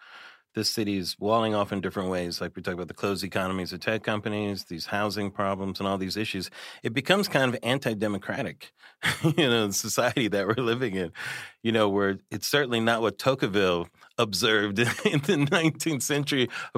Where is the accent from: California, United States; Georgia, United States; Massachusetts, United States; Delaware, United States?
California, United States; Pomona; I grew up out in Pomona in the suburbs.